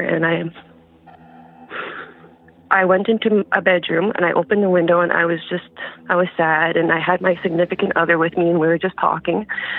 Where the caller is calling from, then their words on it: Thompson, Manitoba, Canada; I'm calling from northern Manitoba.